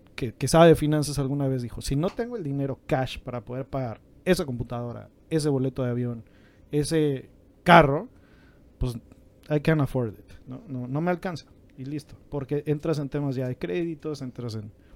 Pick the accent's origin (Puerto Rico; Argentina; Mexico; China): Mexico; como mexicanos